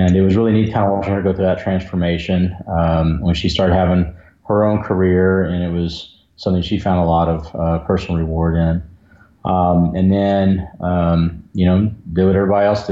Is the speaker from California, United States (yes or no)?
no; outside of San Antonio, Central Texas, United States; also born or lived in Fort Worth, Texas; I was born in Fort Worth, Texas, and my dad was actually an OB-GYN resident at John Peter Smith up there. And then when he finished residency, we moved down to Central